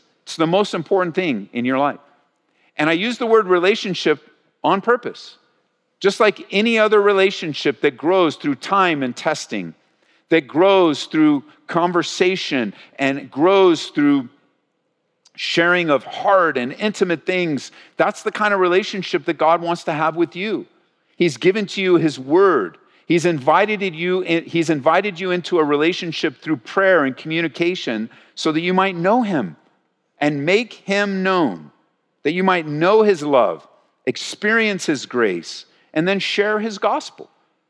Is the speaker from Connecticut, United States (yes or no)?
no; California, United States; moved away as an adult; As we grew up in Southern California